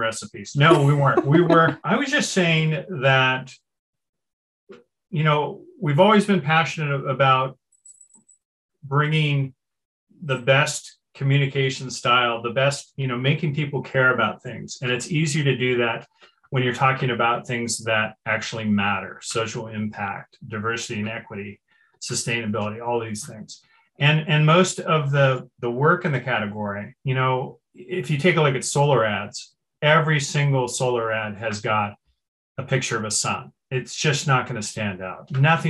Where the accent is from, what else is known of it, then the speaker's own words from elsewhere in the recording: Berkeley, California, United States; I grew up in Berkeley, which is, you know, the famous world's most liberal city